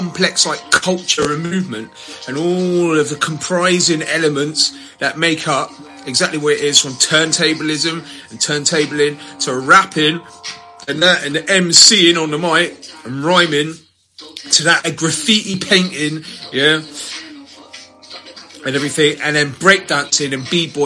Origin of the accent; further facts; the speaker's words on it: United Kingdom; being British